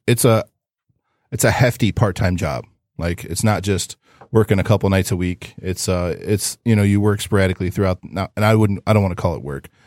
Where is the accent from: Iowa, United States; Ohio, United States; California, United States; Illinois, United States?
Ohio, United States; I'm from Ohio